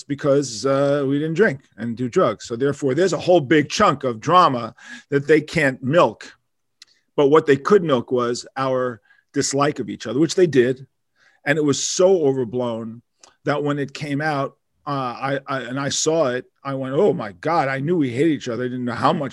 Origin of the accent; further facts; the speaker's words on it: New York City, New York, United States; We're real New Yorkers. Yeah. I mean, we're New Yorkers. I'm from Manhattan